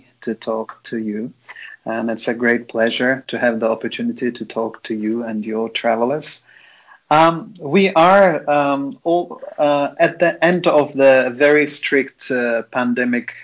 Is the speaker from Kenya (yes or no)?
no; Samarkand, Samarqand Region, Uzbekistan; born and raised in Samarkand.